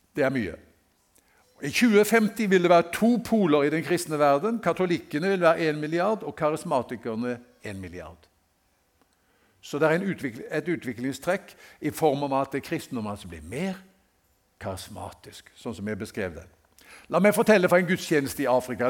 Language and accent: Norwegian; Haugesund, Rogaland, Norway; i Haugesund, hjembyen min